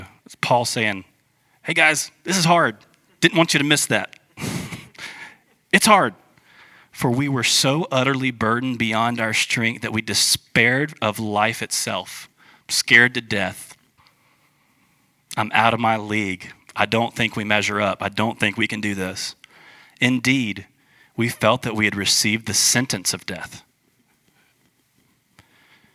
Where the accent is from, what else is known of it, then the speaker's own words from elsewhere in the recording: United States; we're American